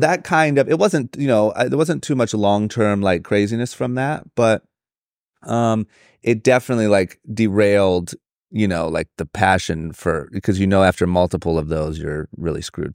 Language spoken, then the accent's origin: English; Akron, Ohio, United States; moved away as an adult; now in Los Angeles, United States; born and raised in Akron, Ohio